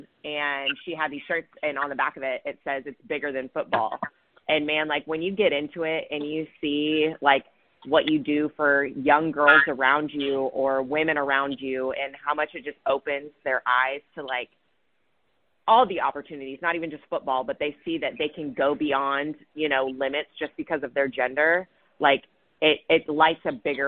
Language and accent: English; California, United States; I'm from California and from a little town